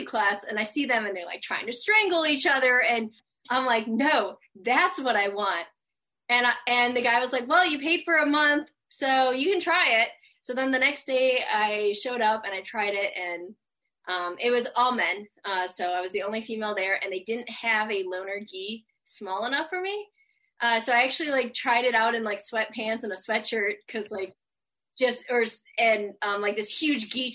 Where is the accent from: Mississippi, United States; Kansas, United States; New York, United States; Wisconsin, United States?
Wisconsin, United States; Madison; moved away as an adult; also born or lived in Dallas, Texas; now in Kent, Washington, United States; I'm actually originally from the Midwest. I grew up in Madison, Wisconsin